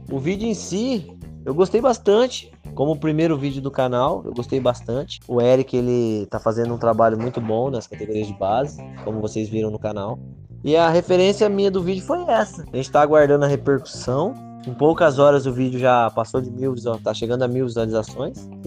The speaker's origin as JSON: {"language": "Portuguese", "town": "Bauru", "region": "São Paulo", "country": "Brazil", "said": "a gente é do interior aqui de São Paulo, Bauru, a gente está nessa luta."}